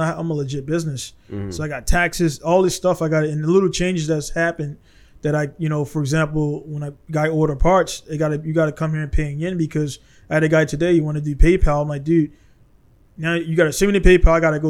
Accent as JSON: {"language": "English", "country": "United States", "said": "I'm an American guy, prior military, honorable discharge"}